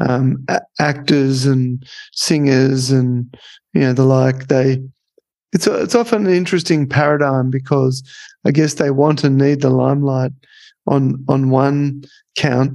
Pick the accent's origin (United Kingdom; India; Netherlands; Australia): Australia; accent: Australian; it might have been my Australian accent